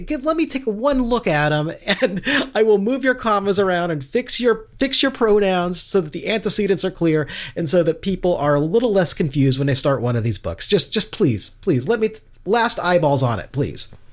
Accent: Kansas City, Missouri, United States; my hometown of Kansas City

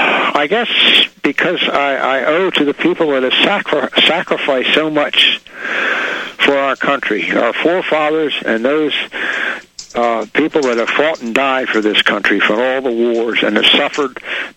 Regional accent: United States; I'm an American, first, last, and always.

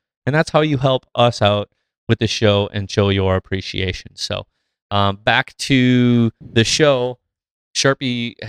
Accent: Midwest, United States; our unique perspective of being and growing up in the Midwest.

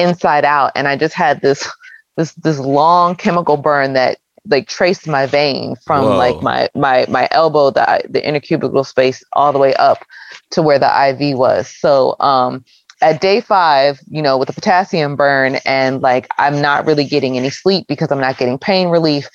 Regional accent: Philadelphia, Pennsylvania, United States; I'm from the Philadelphia area

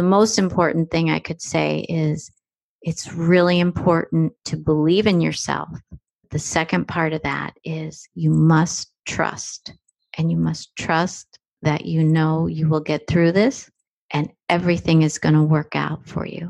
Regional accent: New Jersey, United States; I was born in New Jersey

